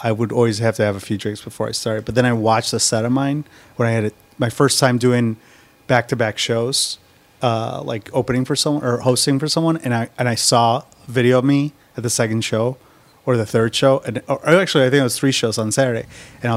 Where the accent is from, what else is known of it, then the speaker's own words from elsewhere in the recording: Oak Brook, Illinois, United States; also born or lived in Lincolnwood, Illinois; then we moved to Oak Brook